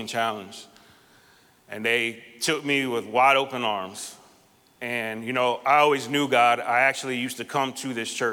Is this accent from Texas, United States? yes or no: no; South Florida, United States; now in Orlando, United States; I live here in Orlando, but I grew up in South Florida.